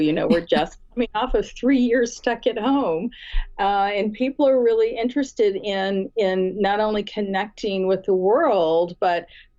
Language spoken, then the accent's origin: English; Michigan, United States; moved away; Michigan, which happens to be, as I mentioned, my home state